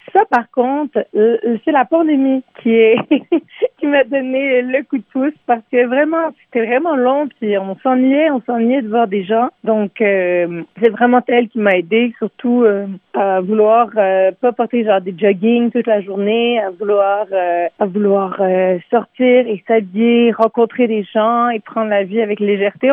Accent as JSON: {"language": "French", "town": "Montreal", "region": "Quebec", "country": "Canada", "tie": "born or raised there", "said": "Je suis née à Montréal. J'ai grandi dans le Myland en franglais, donc euh, à moitié en français, à moitié en anglais"}